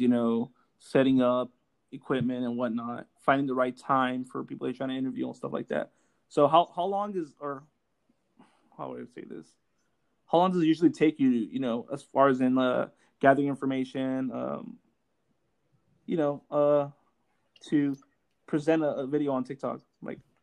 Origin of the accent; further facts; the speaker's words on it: Los Angeles, California, United States; I grew up in Los Angeles